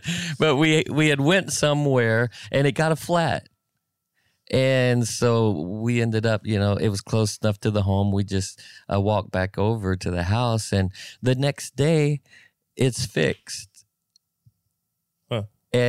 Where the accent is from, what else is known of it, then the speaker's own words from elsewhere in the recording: Alaska, United States; I'm from Alaska, dude, one of the most coldest places on the face of the earth.